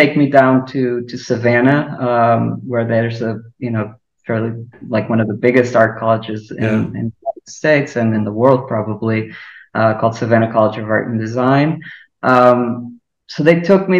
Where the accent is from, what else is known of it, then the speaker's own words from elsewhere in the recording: Lisbon, Portugal; moved away as an adult; now in Chicago, United States; I'm originally from Lisbon, and I grew up there.